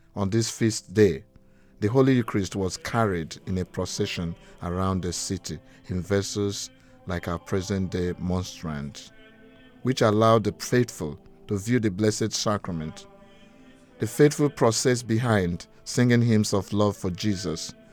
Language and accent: English; Nigeria; now in Gravesend, United Kingdom; I grew up in Nigeria, West Africa